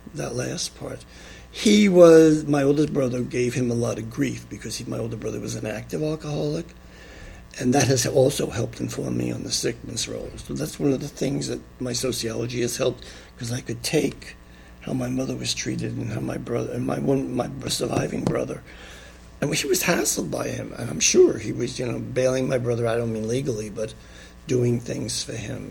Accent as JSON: {"language": "English", "town": "New York City", "region": "New York", "country": "United States", "tie": "born or raised there", "also_born_or_lived": "Long Island, New York", "said": "I was born in Flushing, New York on December 21st, 1942"}